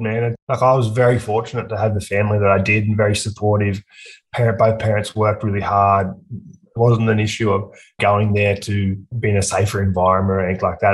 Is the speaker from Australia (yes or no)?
yes; Aberdeen, New South Wales, Australia; also born or lived in Scone, New South Wales; now in Newcastle, Australia; I grew up in a small country town called Aberdeen, which is about an hour and a half north of Newcastle